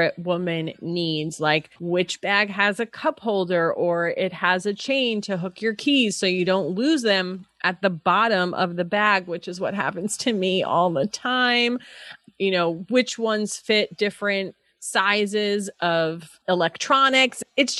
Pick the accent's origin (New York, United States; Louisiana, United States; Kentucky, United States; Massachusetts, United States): New York, United States; moved away as an adult; now in California, United States; I'm originally from New York